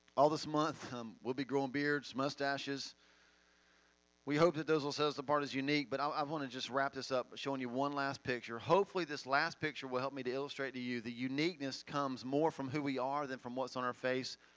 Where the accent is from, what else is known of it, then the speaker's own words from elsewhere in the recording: Finger, Tennessee, United States; I'm from Finger, not desert.